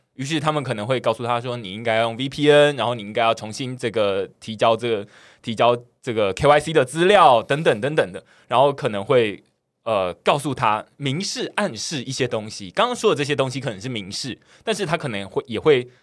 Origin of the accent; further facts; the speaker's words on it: Taiwan; 我自己身为台湾人